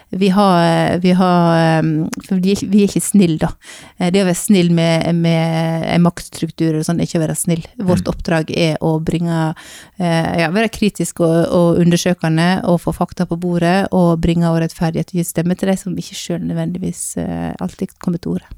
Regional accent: Sogn, Vestland, Norway; now in Bergen, Norway; Og så kommer jeg fra Sogn, og oppvokst på bedehuset i Sogn, og bor nå i Bergen

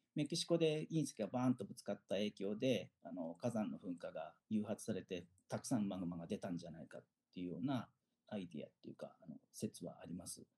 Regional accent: Fujinomiya, Shizuoka, Japan; 静岡県出身でで静岡県のですね富士宮市というところが出身です

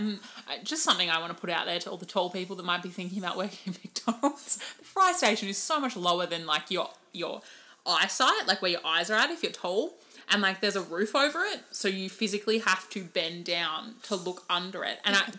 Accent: United Kingdom; I'm Brit and I'm in the drive-thru.

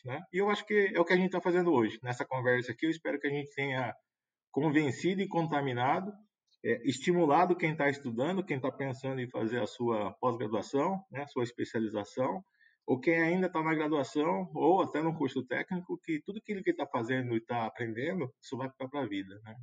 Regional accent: Brazil; a gente espera como brasileiro

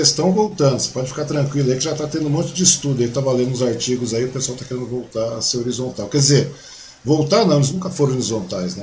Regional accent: Mogi das Cruzes, São Paulo, Brazil; now in Suzano, Brazil; eu nasci em Mogi

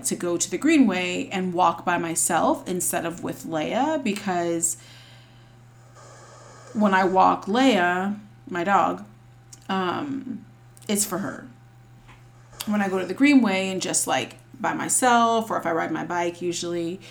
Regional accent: Charlotte, North Carolina, United States; I live in Charlotte currently, and I'm from Charlotte.

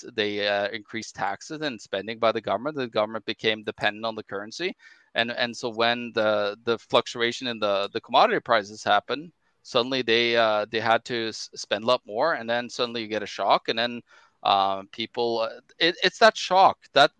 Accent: Norway; now in Manitoba, Canada; You know, people here in my home country, Norway, grocery prices jumped 70 to 100%.

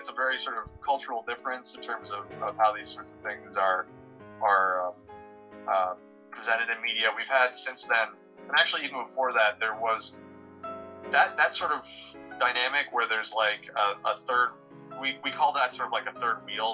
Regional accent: United States; as a American

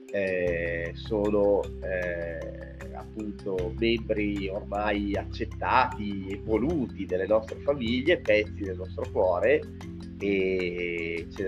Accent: Pavia, Lombardy, Italy; now in Valle Imagna, Italy; io sono pavese, sono di Pavia, eh, la mia città di origine, ma eh, vent'anni eh, fa quasi mi sono trasferito dalla Bergamasca

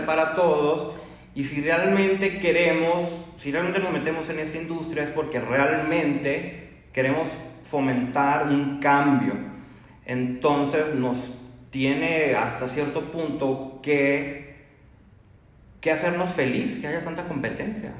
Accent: Mexico; nuestra cultura como mexicanos

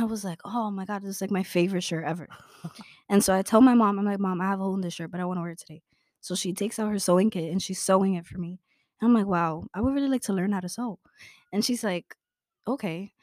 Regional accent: New York City, New York, United States; Born and raised in Brooklyn

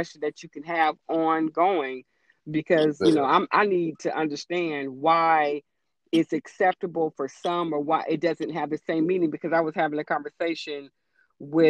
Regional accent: West Coast, United States; I didn't grow up on the East Coast. I grew up on the West Coast

